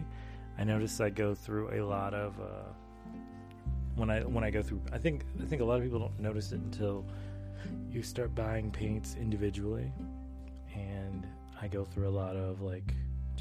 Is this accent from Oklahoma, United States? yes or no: no; Charlotte, North Carolina, United States; now in Maryland, United States; I grew up, actually, a large portion of my life, I grew up in North Carolina. I grew up in Charlotte, North Carolina.